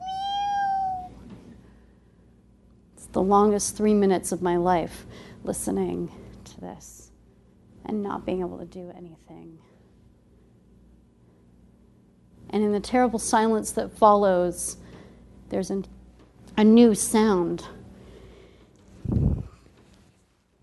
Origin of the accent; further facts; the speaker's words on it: United States; moved away as an adult; now in Canada; we're those American hippies